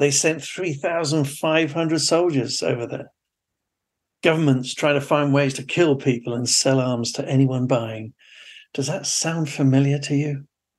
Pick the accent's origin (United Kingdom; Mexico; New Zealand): New Zealand; Mangakino, Waikato; born there; I was born in Mangakino in the North Island of New Zealand. Actually, in 1960, it was just a shanty town.